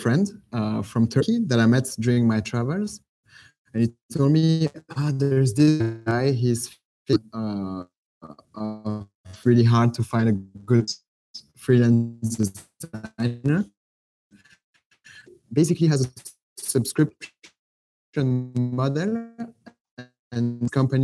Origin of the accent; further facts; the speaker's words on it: Belgium; moved away as an adult; also born or lived in Netherlands; now in Jakarta, Indonesia; I'm actually from Belgium, but I lived in the Netherlands 5 years, and now I'm in Jakarta, in Indonesia.